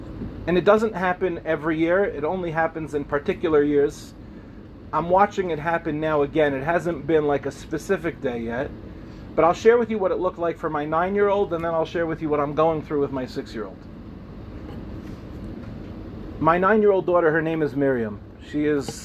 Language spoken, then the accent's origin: English; Lawrence, New York, United States; I grew up in the Five Towns